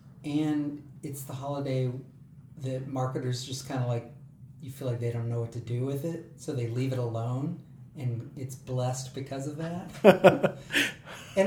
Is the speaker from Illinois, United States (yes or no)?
no; Baton Rouge, Louisiana, United States; now in Nashville, United States; I grew up in Baton Rouge